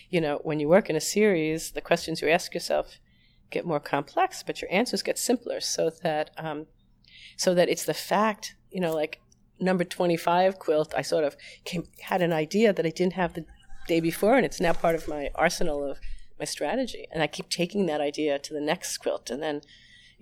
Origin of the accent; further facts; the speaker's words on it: New York, United States; I'm a New Yorker